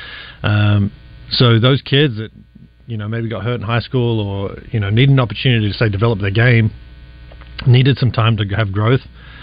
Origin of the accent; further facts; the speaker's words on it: Sydney, New South Wales, Australia; it's kind of what I grew up in Sydney, a small town piece of Sydney.